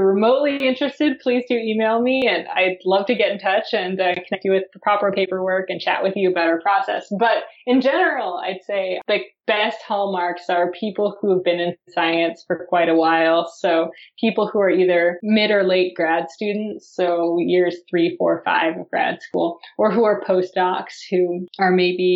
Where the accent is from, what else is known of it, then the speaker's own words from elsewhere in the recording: United States; as an American